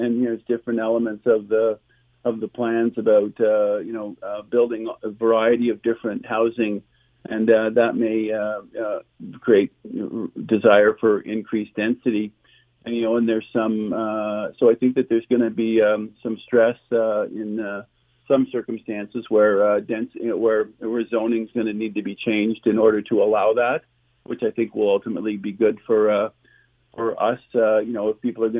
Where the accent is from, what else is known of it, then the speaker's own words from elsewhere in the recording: Ottawa, Ontario, Canada; I'm born and raised in Ottawa